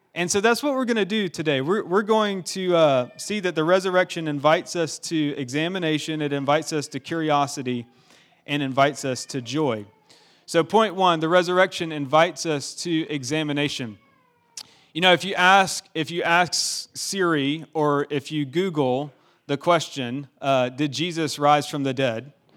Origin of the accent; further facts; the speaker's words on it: Augusta, Georgia, United States; I'm from Augusta, Georgia